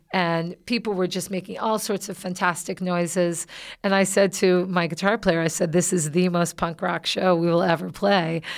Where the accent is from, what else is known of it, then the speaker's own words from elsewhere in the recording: the South, United States; moved away; I'm originally from the South